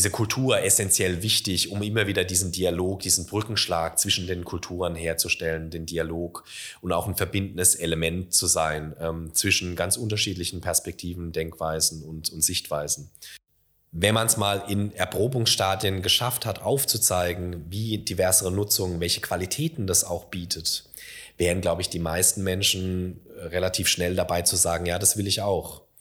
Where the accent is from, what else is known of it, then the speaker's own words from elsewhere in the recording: Karlsruhe, Baden-Württemberg, Germany; now in Mannheim, Germany; ich komme ursprünglich aus der Karlsruher Gegend und als ich hierher gezogen bin, habe ich also Beileidsbekundungen gekriegt. So, ah ja, nach Mannheim, ja.